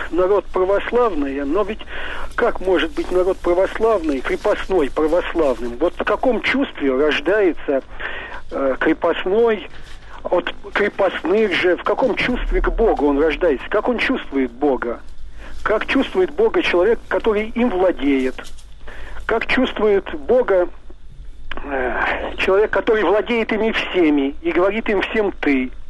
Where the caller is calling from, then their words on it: Saint Petersburg, Russia; я из Ленинграда.